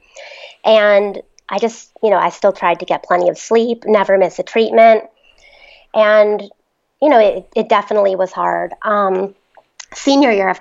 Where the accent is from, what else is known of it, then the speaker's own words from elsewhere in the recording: Mendham, New Jersey, United States; I'm from Mendham, New Jersey.